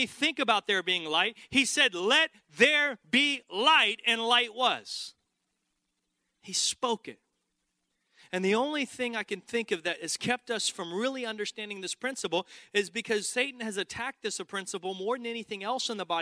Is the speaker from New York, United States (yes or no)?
no; Texas, United States; I grew up in Texas